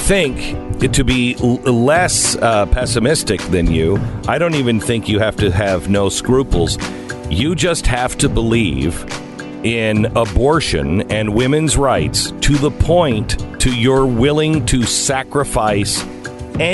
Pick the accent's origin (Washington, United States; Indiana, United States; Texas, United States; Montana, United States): Washington, United States; Seattle; now in Los Angeles, United States; As I grew up in Seattle, Washington, I always wanted to live in California.